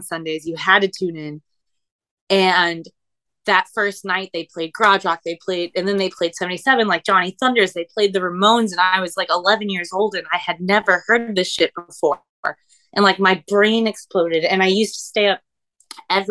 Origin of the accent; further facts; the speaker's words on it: Orlando, Florida, United States; now in Philadelphia, United States; I am originally born and raised in Orlando, Florida